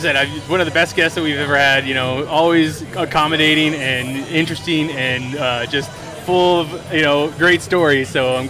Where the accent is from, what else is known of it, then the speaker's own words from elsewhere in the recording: Yuma, Arizona, United States; I'm from here. I'm from Yuma